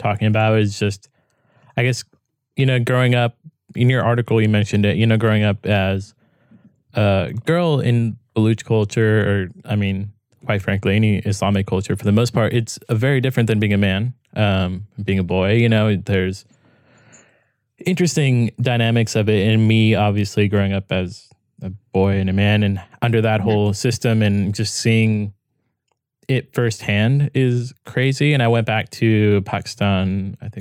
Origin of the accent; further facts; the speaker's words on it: United States; I'm coming from America